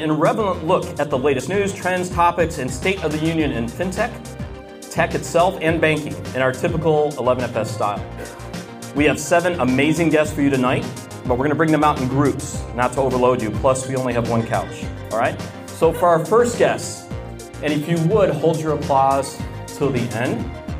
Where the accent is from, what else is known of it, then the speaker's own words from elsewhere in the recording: the South, United States; I'm from the South.